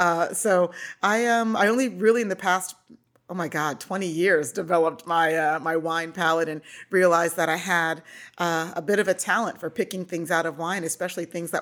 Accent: Nebraska, United States; also born or lived in Hawaii; But yeah, so I grew up in Nebraska and was in the Navy for 6 years, served over in Europe my entire enlistment, which is amazing.

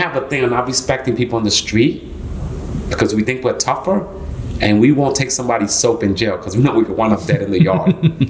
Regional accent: Puerto Rico; So, I mean, to know …, first I was born in Puerto Rico.

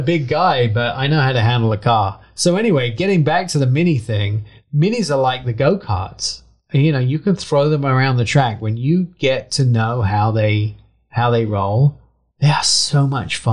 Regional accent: England, United Kingdom; moved away; I had a Mini growing up in England

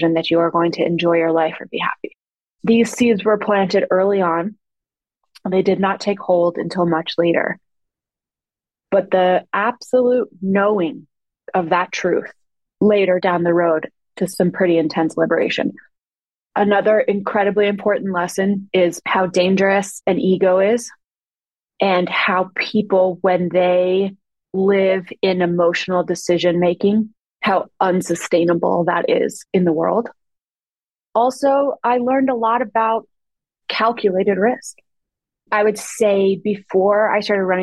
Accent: Loveland, Colorado, United States; moved away as an adult; also born or lived in Los Angeles; I'm from Loveland, Colorado

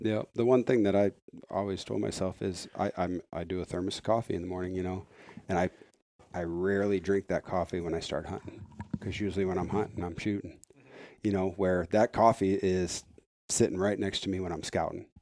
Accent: Iowa, United States; I'm from Iowa

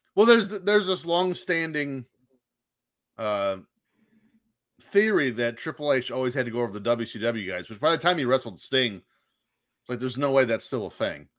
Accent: Indiana, United States; where I grew up in Indiana

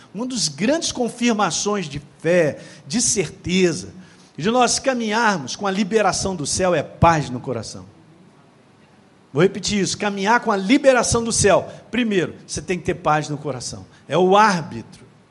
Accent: Governador Valadares, Minas Gerais, Brazil; a minha cidade natal era conhecida como aqueles que entram ilegalmente nos Estados Unidos. Governador, vulgarmente chamado de governador Vala Dólares.

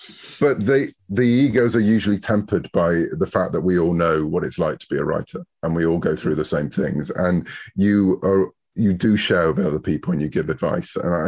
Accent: United Kingdom; I'm a Brit.

